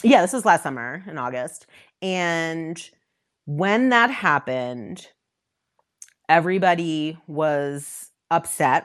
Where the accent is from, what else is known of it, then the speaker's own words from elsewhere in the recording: Westchester County, outside New York City, United States; moved away as an adult; now in Denver, United States; I'm originally, I grew up outside New York City, um, and in Westchester County